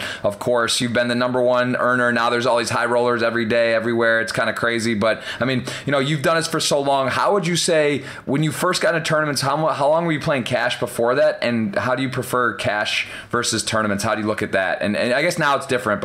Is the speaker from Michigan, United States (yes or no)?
yes; Ann Arbor, Michigan, United States; I grew up in Ann Arbor, Michigan